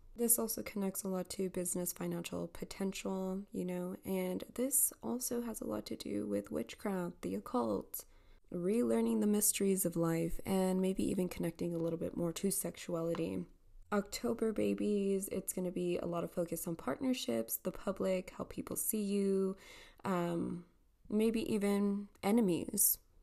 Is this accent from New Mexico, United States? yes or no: no; El Paso, Texas, United States; here in El Paso, Texas